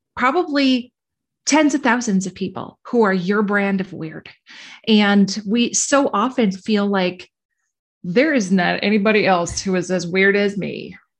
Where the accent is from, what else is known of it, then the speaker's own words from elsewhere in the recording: Minnesota, United States; I'm from Minnesota